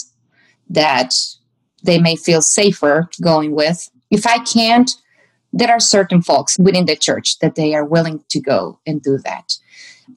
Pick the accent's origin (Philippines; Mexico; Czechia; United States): Mexico; moved away; I'm still a woman and I'm still from Mexico and I still have a quote unquote accent